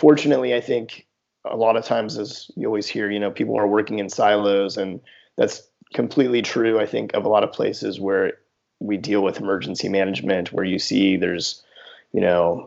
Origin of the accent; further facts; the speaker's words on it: Houston, Texas, United States; also born or lived in New Orleans; I grew up in Houston